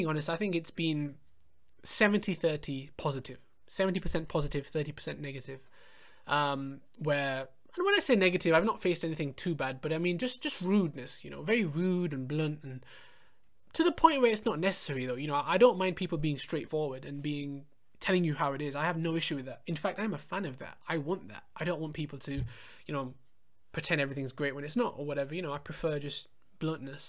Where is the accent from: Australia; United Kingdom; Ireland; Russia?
United Kingdom; England; I was born and brought up in England, but my parents were born in India.